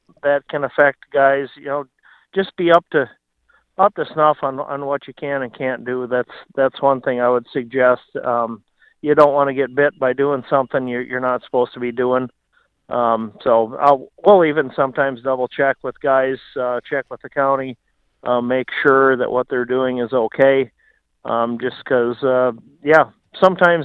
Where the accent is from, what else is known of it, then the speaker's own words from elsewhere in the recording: Luverne, Minnesota, United States; I'm from Laverne area